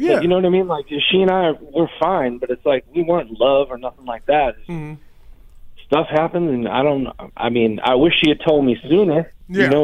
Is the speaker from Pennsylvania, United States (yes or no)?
yes; Pennsylvania, United States; now in North Carolina, United States; I've been in North Carolina for a while, but I'm from Pennsylvania